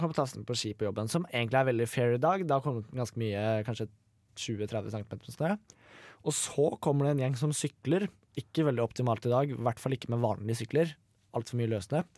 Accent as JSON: {"language": "Norwegian", "town": "Mysen", "region": "Østfold", "country": "Norway", "tie": "born or raised there", "said": "liksom hjembygda mi, eller byen min, Mysen, veldig lite sted"}